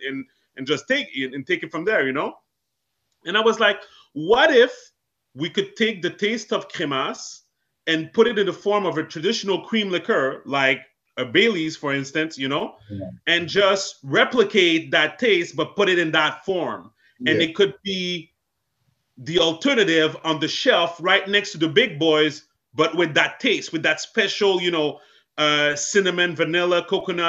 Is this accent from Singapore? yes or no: no; Montreal, Quebec, Canada; I was born and raised in Montreal, Canada